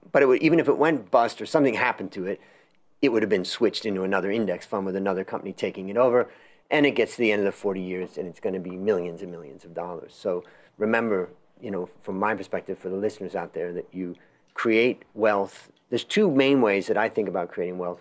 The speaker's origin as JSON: {"language": "English", "region": "Ohio", "country": "United States", "tie": "born or raised there", "said": "I grew up in Ohio, not very far away"}